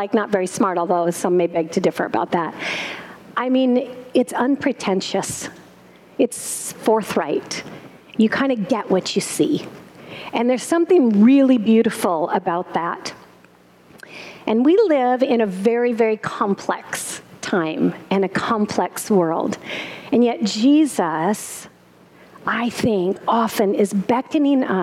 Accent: South Dakota, United States; moved away; I am a farm girl, and I grew up in South Dakota

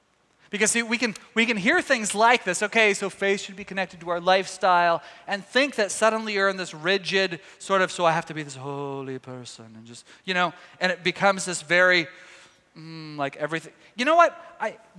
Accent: Texas, United States; moved away; my home state of Texas. All my family's down there

